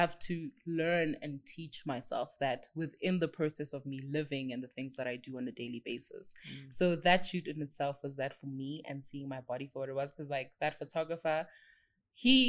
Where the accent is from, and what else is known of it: South Africa